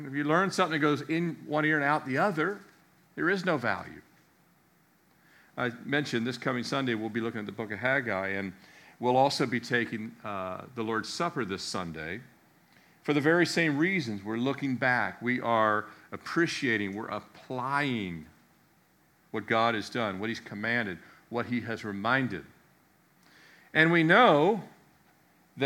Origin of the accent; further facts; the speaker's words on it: United States; I grew up outside the Beltway